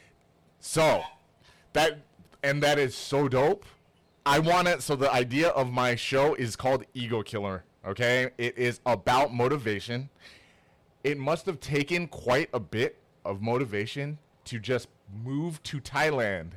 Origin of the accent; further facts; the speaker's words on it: Toronto, Ontario, Canada; now in San Jose, United States; I was born in Toronto